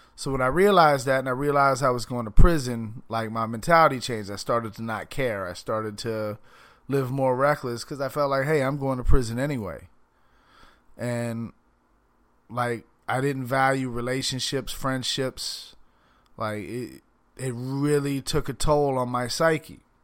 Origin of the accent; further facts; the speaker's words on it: Palm Beach County, Florida, United States; also born or lived in Miami / Fort Lauderdale; I'm from Palm Beach County, but I have lived everywhere from Miami, Fort Lauderdale, Pompano